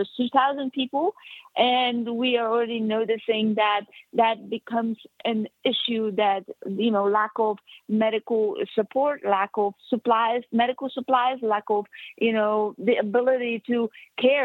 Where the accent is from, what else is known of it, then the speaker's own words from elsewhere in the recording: Poland; now in United States; born and raised in Poland